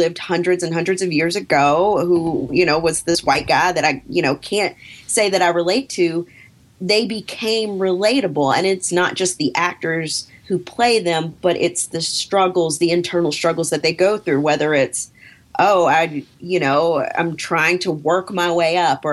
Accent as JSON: {"language": "English", "country": "United States", "said": "I'm African American"}